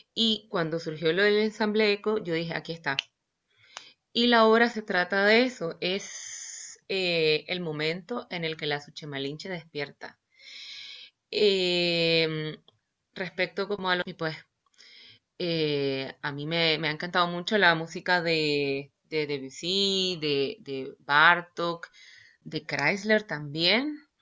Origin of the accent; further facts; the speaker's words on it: Managua, Nicaragua; yo soy de Nicaragua eh, y soy de Managua. Estudié en Managua